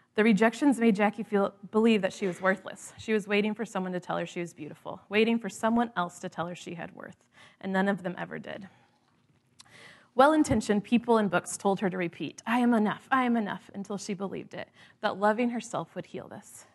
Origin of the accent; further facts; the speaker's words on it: the Midwest, Indiana, United States; moved away; growing up in the Midwest